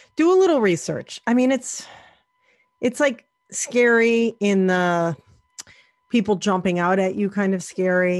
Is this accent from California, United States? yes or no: no; near Salem, Massachusetts, United States; I grew up near Salem